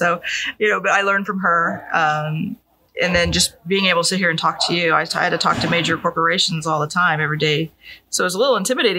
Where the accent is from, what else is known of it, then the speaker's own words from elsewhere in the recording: Alton, Illinois, United States; I grew up in the Alton area.